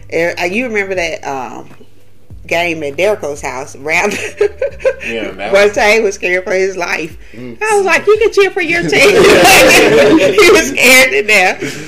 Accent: Alabama, United States; we are from Alabama

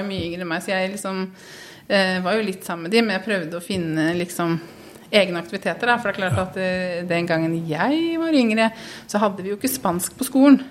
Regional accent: Halden, Østfold, Norway; moved away as an adult; also born or lived in Oslo; now in Skien, Norway; opprinnelig er jeg haldenser

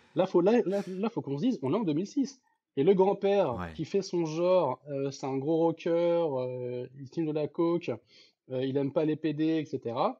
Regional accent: France; en tant que Français

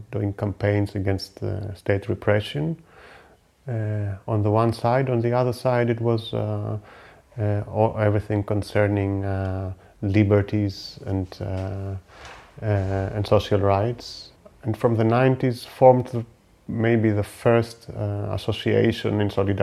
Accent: Athens, Attica, Greece; also born or lived in Germany; I live in Athens almost all my life. I was born in Germany from migrant parents

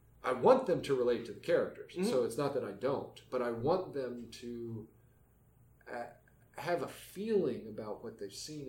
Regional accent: West Virginia, United States; moved away; growing up in West Virginia, first off, it's a beautiful location

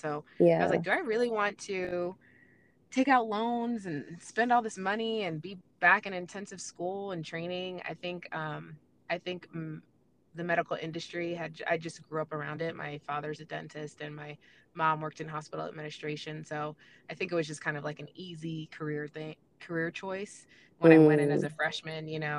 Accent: New Jersey, United States; moved away as an adult; also born or lived in Tuscaloosa, Alabama / Orlando / Corvallis, Oregon / Reno, Nevada; I'm originally from Jersey. I went to University of Alabama in Tuscaloosa on a full athletic scholarship from Jersey all the way down south to Alabama.

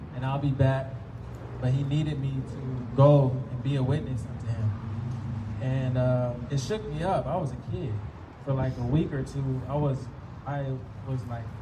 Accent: Florida, United States; I grew up in Florida for a lot of my life

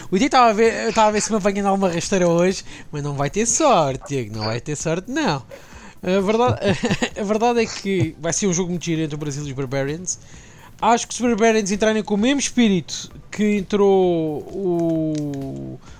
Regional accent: Portugal; Eu como português, que é que... Se você me contrariar, Isaac

